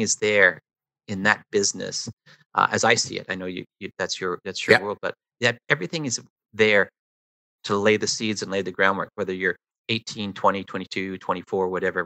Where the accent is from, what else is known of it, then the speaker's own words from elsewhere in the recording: Toronto, Ontario, Canada; I grew up in the East End of Toronto.